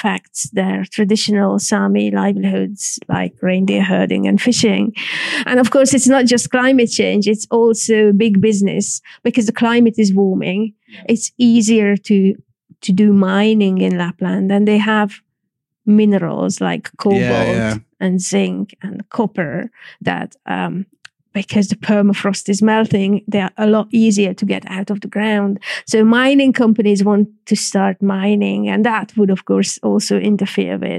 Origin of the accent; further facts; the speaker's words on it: Northern Hungary, Hungary; English is a second language; moved away as an adult; now in London, United Kingdom; I was growing up in communist Hungary